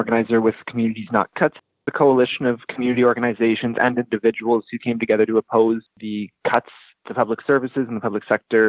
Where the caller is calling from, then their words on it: Winnipeg, Manitoba, Canada; I'm calling from Winnipeg, Treaty 1 territory, and I'm a student as well.